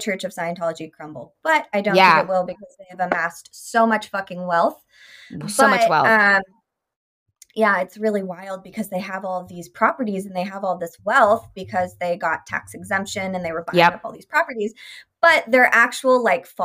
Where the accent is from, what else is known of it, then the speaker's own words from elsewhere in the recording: Sacramento, California, United States; I grew up in Sacramento